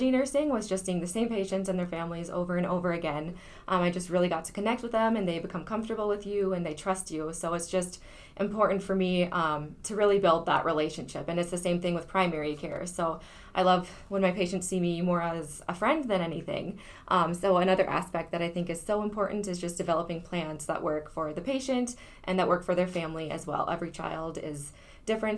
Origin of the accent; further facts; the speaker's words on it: Battle Lake, Minnesota, United States; also born or lived in Moorhead, Minnesota / Fargo, North Dakota; I grew up in Battle Lake